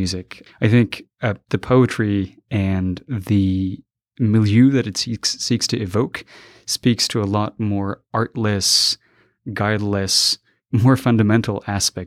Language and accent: English; Quetta, Balochistan, Pakistan; moved away as an adult; also born or lived in Afghanistan; now in United States; I was about 6 when my family left Afghanistan because of the oncoming Taliban taking over the country. A lot of people were displaced, and we moved over to to Pakistan, over the border. And I lived in the city of Quetta. And I lived there until about when I was 19